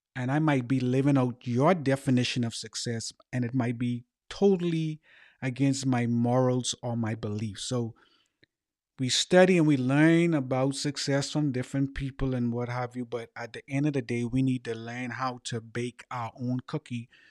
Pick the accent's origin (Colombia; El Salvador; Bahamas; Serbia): Bahamas; moved away; also born or lived in United States; born in the Bahamas